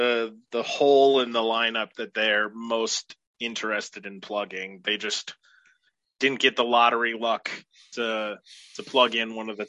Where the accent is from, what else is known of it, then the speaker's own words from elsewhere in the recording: Oregon, United States; my home state team